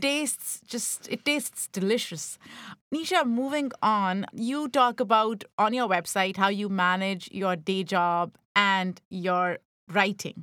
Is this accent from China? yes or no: no; Pakistan; I grew up in Pakistan